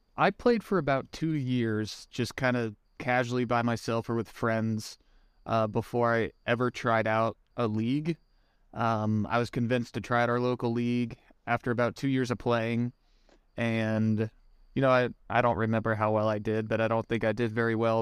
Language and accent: English; Springfield, Missouri, United States; also born or lived in Ozark, Missouri; I was born in Springfield, Missouri, which is kinda southwest part of the state. I live in Ozark, Missouri currently, which is just south of Springfield